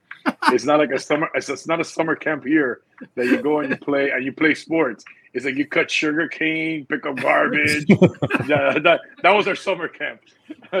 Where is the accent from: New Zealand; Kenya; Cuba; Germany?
Cuba; Havana; also born or lived in Miami, Florida / Union City, New Jersey; now in Coral Springs, United States; I was born in Havana, Cuba. Been in this country for 42 years.